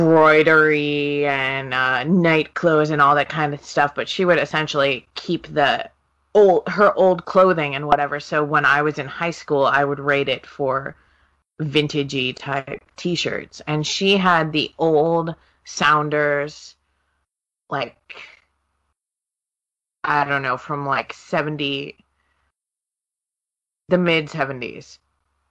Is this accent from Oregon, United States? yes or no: yes; Oregon, United States; moved away; also born or lived in Seattle; I was from Oregon and living in Seattle